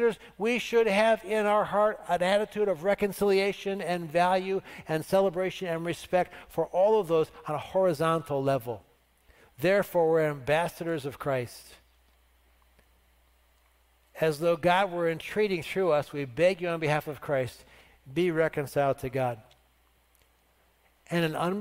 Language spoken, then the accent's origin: English; United States; I'm thankful to be an American